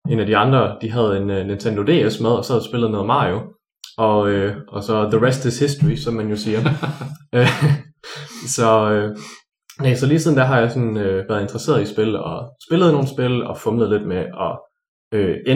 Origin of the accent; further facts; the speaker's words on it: Sønderborg, Southern Denmark, Denmark; moved away as an adult; now in Grenaa, Denmark; jeg er originalt fra Sønderborg, den anden ende af landet.